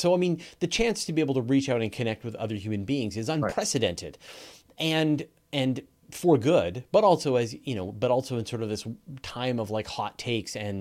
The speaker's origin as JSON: {"language": "English", "country": "Canada", "said": "I'm a Canadian"}